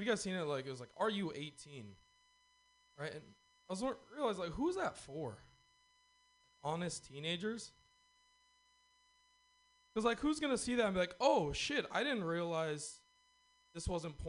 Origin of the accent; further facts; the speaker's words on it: California, United States; Well, from Northern California.